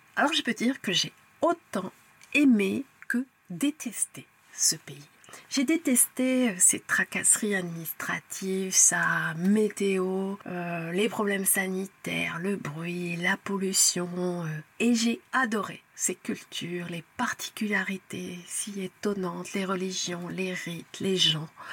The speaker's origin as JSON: {"language": "French", "country": "France", "said": "Je suis française"}